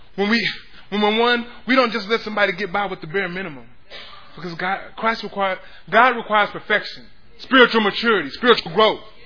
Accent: Pflugerville, Texas, United States; I grew up in Pflugerville

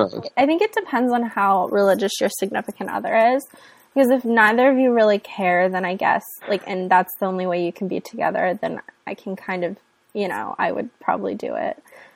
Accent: Ohio, United States; I am not from Los Angeles. I sound like I am though. I am from Ohio.

